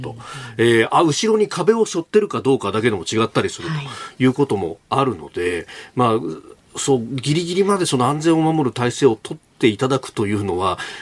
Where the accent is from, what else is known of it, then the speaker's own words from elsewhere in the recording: near Yokohama, Kanagawa, Japan; 子供の頃、その横浜の近辺に住んでて